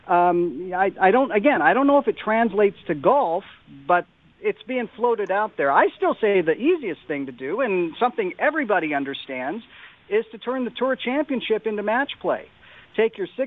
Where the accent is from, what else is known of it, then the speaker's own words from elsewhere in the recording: Phoenix, Arizona, United States; I grew up in Phoenix